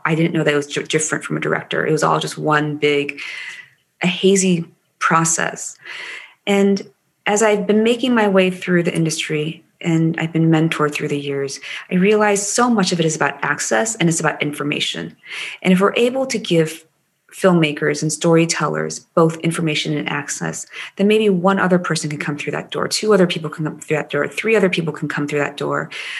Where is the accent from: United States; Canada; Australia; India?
United States; Maryland; accent: Maryland dialect; I grew up with a Maryland dialect, and, you know, I used to be asked, where are you from?